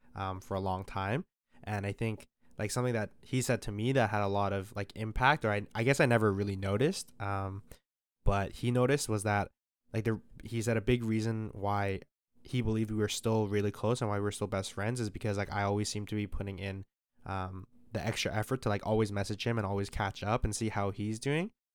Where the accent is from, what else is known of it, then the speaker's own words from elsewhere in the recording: Calgary, Alberta, Canada; moved away as an adult; now in Toronto, Canada; I'm from Calgary